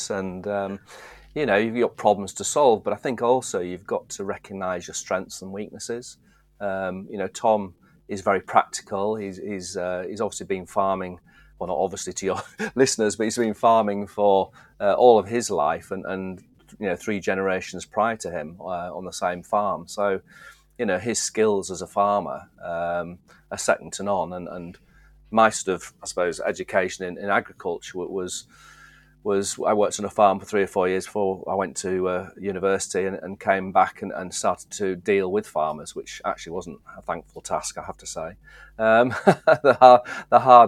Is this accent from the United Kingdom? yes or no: yes; Driffield, Yorkshire and the Humber, United Kingdom; also born or lived in Skipton, Yorkshire; I was born in Skipton, actually. So Yorkshire's a big old county. Yeah. And I was born almost the west, furthest west you could go, probably, settle a bit further in Yorkshire. And then we moved over to the east coast, into the sort of Driffield area, which is a very agricultural grain area, as my dad worked in the industry as well. So I used to grew up in that area